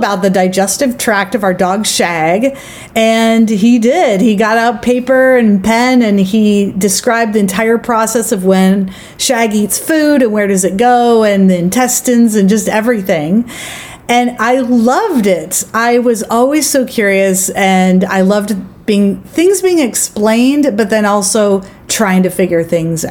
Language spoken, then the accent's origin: English; Eastern Oregon, United States; I grew up in Eastern Oregon. Very rural part of the state.